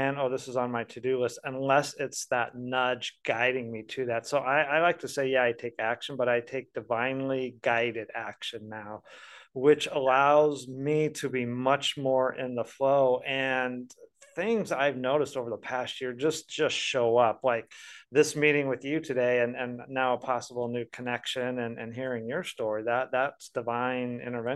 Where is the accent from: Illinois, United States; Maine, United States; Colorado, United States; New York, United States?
Colorado, United States; now in Tulsa, United States; I'm from Colorado originally